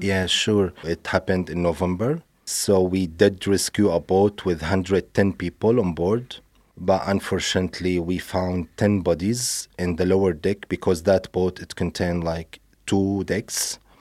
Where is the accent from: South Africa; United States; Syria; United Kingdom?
Syria; moved away; I grew up in Syria